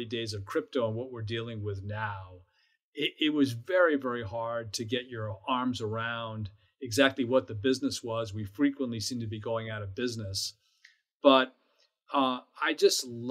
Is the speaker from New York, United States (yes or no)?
yes; New York City, New York, United States; I grew up here in New York City